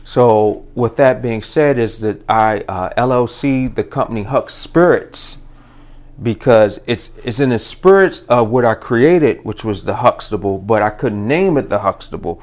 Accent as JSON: {"language": "English", "town": "Baltimore", "region": "Maryland", "country": "United States", "tie": "born or raised there", "also_born_or_lived": "Virginia", "said": "born and raised in Baltimore, uh, lived in Virginia, went to Virginia State"}